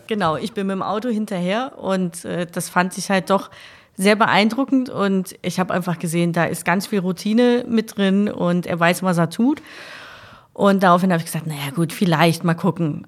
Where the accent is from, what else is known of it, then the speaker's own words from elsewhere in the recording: Essen, North Rhine-Westphalia, Germany; also born or lived in Kray, Essen; Ich bin auf der Margaretenhöhe groß geworden